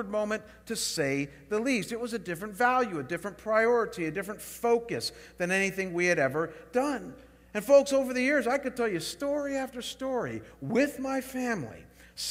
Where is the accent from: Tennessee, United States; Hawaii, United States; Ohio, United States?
Ohio, United States; Chagrin Falls; moved away; I was back home in my hometown of Chagrin Falls, Ohio, spending the summer with my parents.